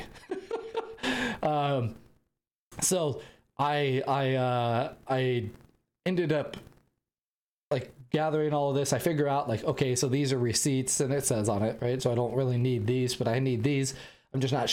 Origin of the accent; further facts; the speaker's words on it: United States; I'm an American